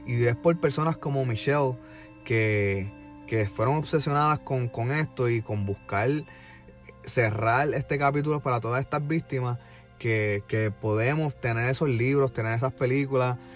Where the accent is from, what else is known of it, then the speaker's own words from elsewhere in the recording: Puerto Rico; now in Orlando, United States; nosotros como puertorriqueños